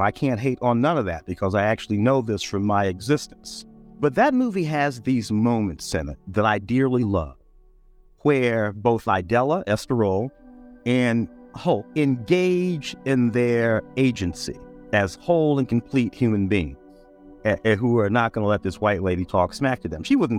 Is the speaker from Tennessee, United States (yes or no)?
yes; Tennessee, United States; moved away; also born or lived in St. Louis, Missouri; I was born in Tennessee in 1961